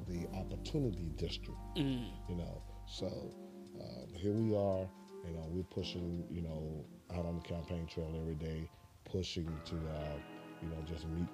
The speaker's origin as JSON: {"language": "English", "town": "Mobile", "region": "Alabama", "country": "United States", "tie": "born or raised there", "moved": "as an adult", "said": "I was born and raised here in Mobile"}